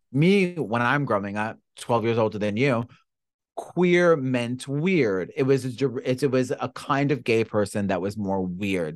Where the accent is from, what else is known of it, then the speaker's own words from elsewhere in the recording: New York, United States; growing up in New York is a little bit different